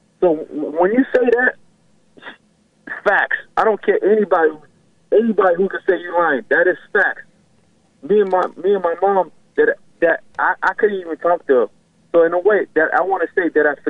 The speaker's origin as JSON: {"language": "English", "country": "Haiti", "tie": "born or raised there", "also_born_or_lived": "Miami, United States", "moved": "yes", "lives_now": "Orlando, United States", "said": "I was born in Haiti. My parents are from Haiti"}